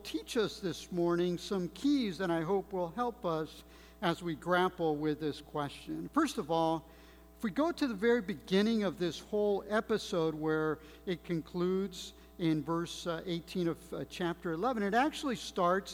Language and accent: English; Monterey Park, California, United States; also born or lived in Mexico / Mexico City; all my friends, especially here in Monterey Park, were English-speaking. That's where I grew up